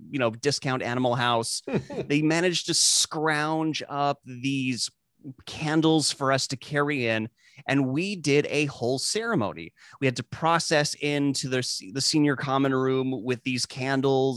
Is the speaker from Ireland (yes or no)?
no; South Africa; moved away; I grew up in South Africa